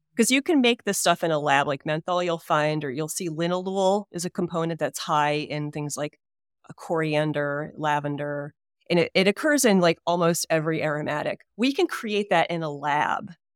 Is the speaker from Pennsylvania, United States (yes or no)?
no; Hudson Valley, New York, United States; also born or lived in Detroit, Michigan; when I was three years old, we moved to the Hudson Valley of New York.